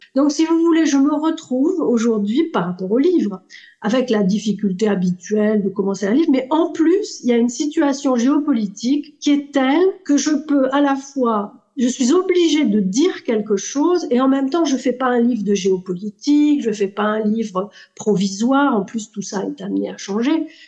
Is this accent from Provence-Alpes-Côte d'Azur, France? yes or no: yes; Marseille, Provence-Alpes-Côte d'Azur, France; also born or lived in Tunisia; Je suis née en Tunisie, mon père est sicilien, ma mère est corse, j'ai grandi à Marseille